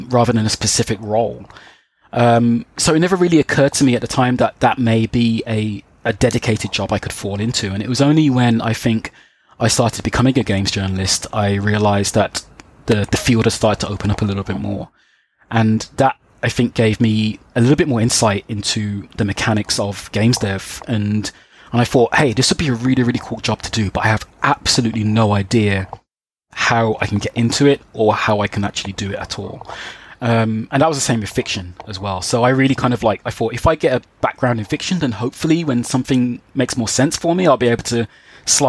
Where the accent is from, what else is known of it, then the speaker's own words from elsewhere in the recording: Birmingham, West Midlands, United Kingdom; back in my hometown in Birmingham